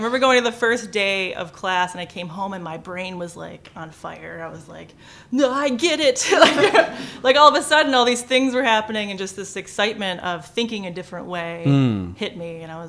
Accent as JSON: {"language": "English", "town": "Dearborn", "region": "Michigan", "country": "United States", "tie": "born or raised there", "said": "So I grew up in Dearborn and then I went to Allen middle school."}